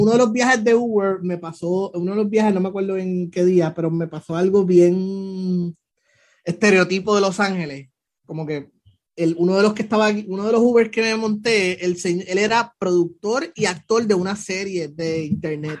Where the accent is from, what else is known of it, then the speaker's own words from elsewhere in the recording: Puerto Rico; me vieron la cara de boricua